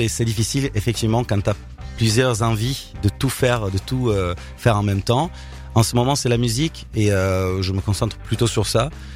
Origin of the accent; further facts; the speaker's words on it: Milan, Lombardy, Italy; French is a second language; moved away as an adult; now in Paris, France; je viens de, je suis né à Milan, j'ai vécu à Milan.